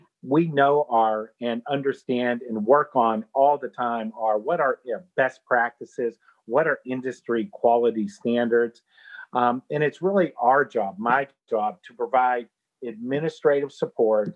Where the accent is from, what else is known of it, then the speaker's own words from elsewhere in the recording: Pittsburgh, Pennsylvania, United States; I was raised in Pittsburgh, Pennsylvania